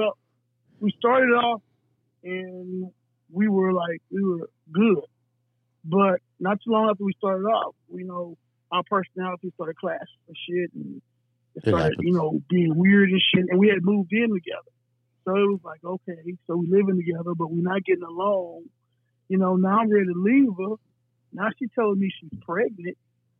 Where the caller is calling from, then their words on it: El Paso, Texas, United States; I'm calling from El Paso, Texas.